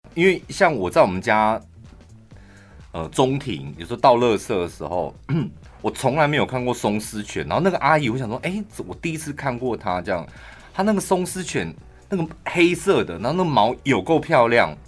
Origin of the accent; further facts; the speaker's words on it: central Taiwan, Taiwan; 我们是中部人